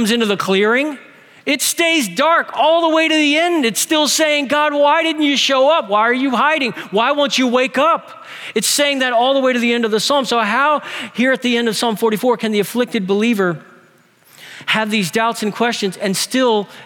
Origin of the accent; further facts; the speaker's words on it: New Orleans, Louisiana, United States; we're from New Orleans